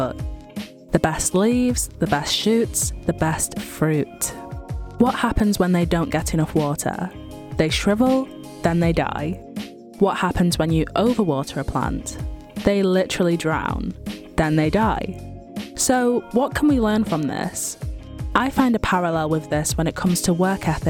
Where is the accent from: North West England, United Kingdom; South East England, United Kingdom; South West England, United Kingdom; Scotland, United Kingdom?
North West England, United Kingdom; Manchester; born and raised in Manchester, UK